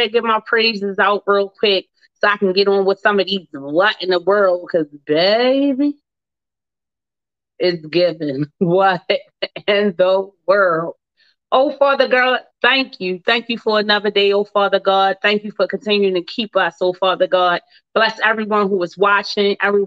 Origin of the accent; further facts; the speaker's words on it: Baltimore, Maryland, United States; born and raised in Baltimore, Maryland